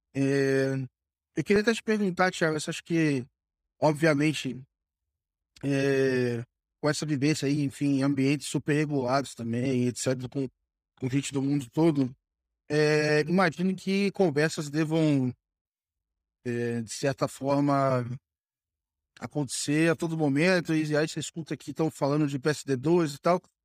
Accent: Brazil; a gente, como brasileiro

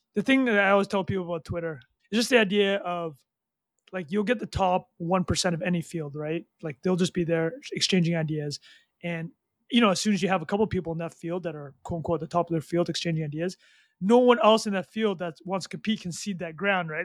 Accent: Vancouver, British Columbia, Canada; also born or lived in Calgary, Alberta / Montreal; I grew up in, uh, Calgary, and my family, um, went to, uh, Vancouver when I was, like, nine years old

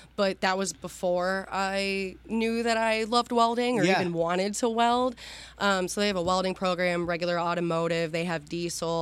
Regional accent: Waterford, Pennsylvania, United States; I grew up actually in a little town about 20 minutes south of Erie, Pennsylvania in Waterford

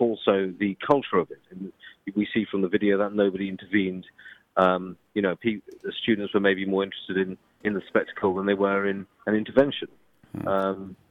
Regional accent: London, United Kingdom; I'm from London

